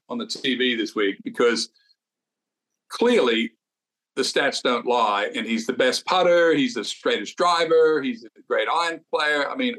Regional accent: Australia; moved away; a big tournament coming to my home country like Australia

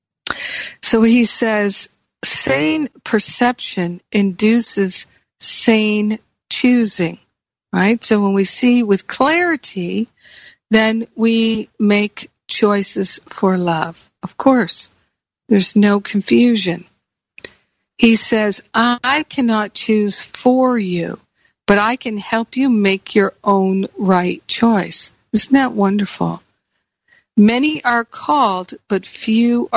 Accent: United States; moved away; also born or lived in Michigan / Rhode Island / Los Angeles; I grew up with them in Michigan and Rhode Island and in the Northeast

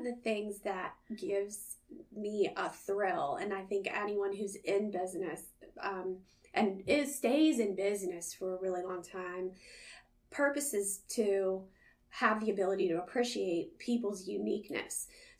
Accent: Northern United States, United States; now in Southern United States; I'm unapologetically Yankee, and I'm one of those that came to the South and fell in love, and I ain't leaving, y'all.

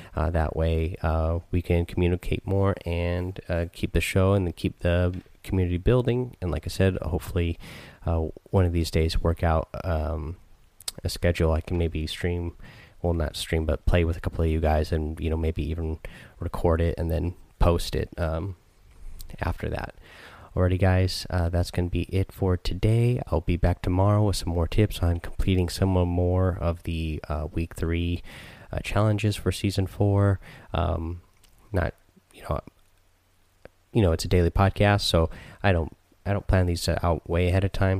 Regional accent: Southern Oregon, United States; I grew up in Southern Oregon

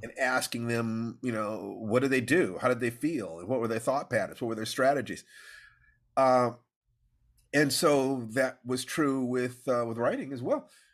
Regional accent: Los Angeles, California, United States; I was born in Los Angeles

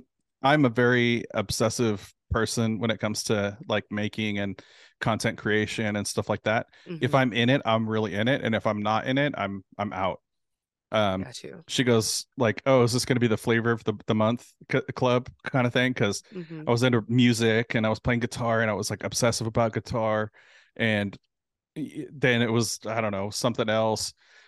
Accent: California, United States; now in Houston, United States; I'm originally from California, from Southern California.

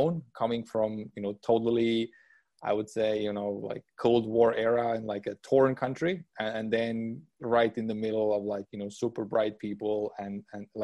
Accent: Estonia; moved away as an adult; also born or lived in United States; I was born and raised in Estonia

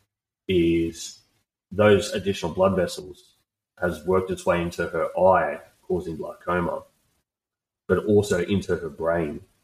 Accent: Australia; I'm just an Aussie bloke

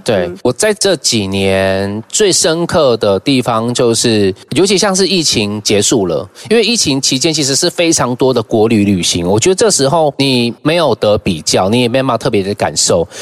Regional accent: Taitung County, Taiwan; moved away; 我回到故乡十年时间，也很常被邀请去台东，呃，学校啊，去分享

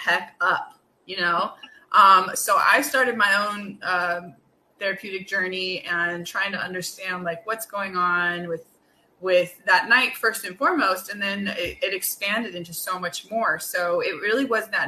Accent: California, United States; moved away as an adult; now in New York, United States; I am now living in New York. I am a Californian at heart.

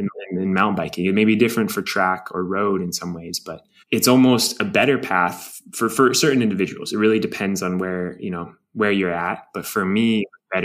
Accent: Durango, Colorado, United States; growing up in Durango, you can look 360 degrees around you and see where a bike can take you

